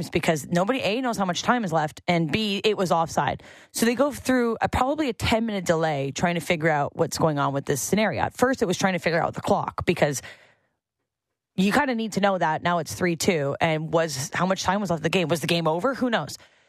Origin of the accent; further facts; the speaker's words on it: Canada; And I am a Canadian, and I love the Canadians